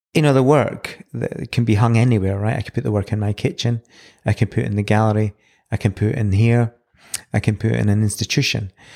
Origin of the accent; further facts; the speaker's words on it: Edinburgh, Scotland, United Kingdom; now in New Zealand; So I was born in Edinburgh in nineteen seventy.